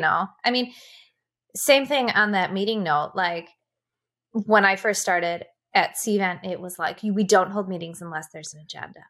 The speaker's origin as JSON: {"language": "English", "region": "Wisconsin", "country": "United States", "also_born_or_lived": "Seattle", "said": "being from the Midwest"}